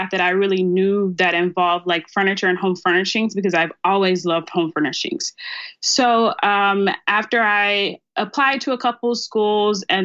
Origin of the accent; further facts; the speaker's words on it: Starkville, Mississippi, United States; moved away as an adult; also born or lived in Memphis, Tennessee; now in Dallas, United States; I'm originally from Starkville, Mississippi. It's a very country small town